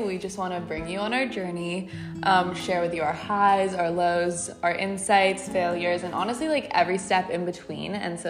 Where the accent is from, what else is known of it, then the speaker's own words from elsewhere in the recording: Los Angeles, California, United States; I'm from LA. … I'm 17 years old.